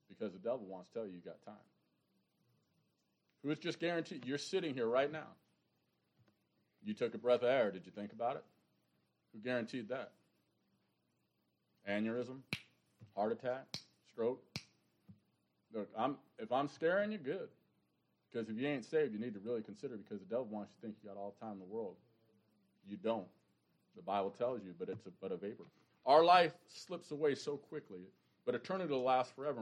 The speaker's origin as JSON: {"language": "English", "region": "New York", "country": "United States", "moved": "yes", "said": "I'm a New Yorker"}